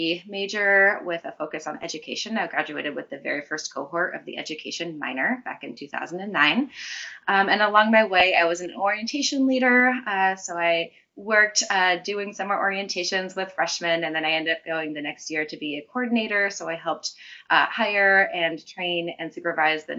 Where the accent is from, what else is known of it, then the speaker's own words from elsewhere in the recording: Auburn, Washington, United States; also born or lived in Seattle, Washington; I was raised in Auburn, so about 45 minutes south of Seattle